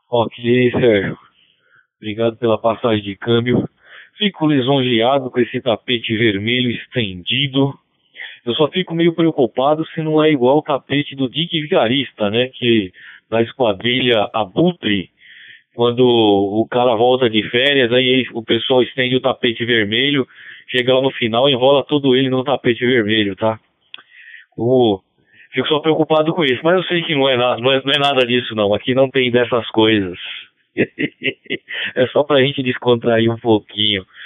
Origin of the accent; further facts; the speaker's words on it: Natal, Rio Grande do Norte, Brazil; Mas eu também sou Potiguá. Eu nasci em Natal aí